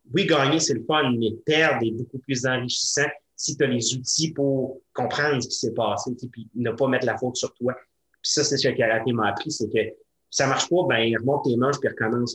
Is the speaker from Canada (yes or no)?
yes; Sainte-Catherine, Quebec, Canada; dans mon patelin natal à Sainte-Catherine